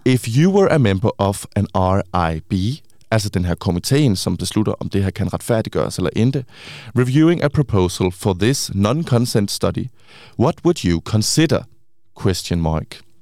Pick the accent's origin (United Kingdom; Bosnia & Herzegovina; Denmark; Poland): Denmark; Swedish is a second language; jag är dansker